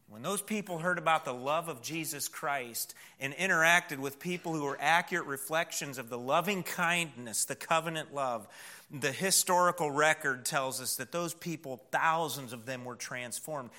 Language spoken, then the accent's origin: English; Wayland, United States; moved away; when we were kids growing up in Wayland